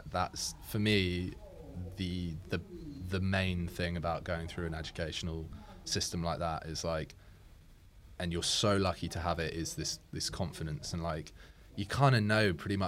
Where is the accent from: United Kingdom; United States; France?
United Kingdom; Shropshire, West Midlands; also born or lived in Doha, Qatar; now in Brentford, United Kingdom; growing up in Shropshire